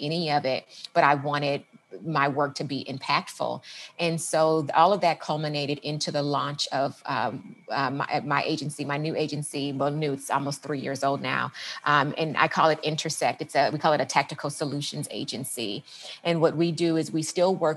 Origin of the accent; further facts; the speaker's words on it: Los Angeles, California, United States; moved away as an adult; also born or lived in San Diego / Washington; I'm from the Los Angeles area, went to school in San Diego